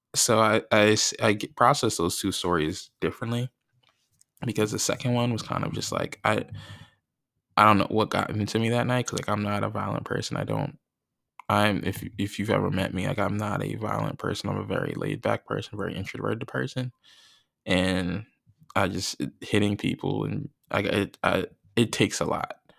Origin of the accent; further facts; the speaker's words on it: North Plainfield, New Jersey, United States; growing up in where I grew up in North Plainfield, New Jersey